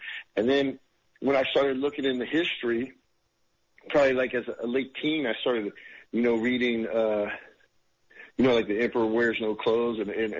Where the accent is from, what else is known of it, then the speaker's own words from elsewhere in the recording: California, United States; And, I was in Virginia, so I grew up in California.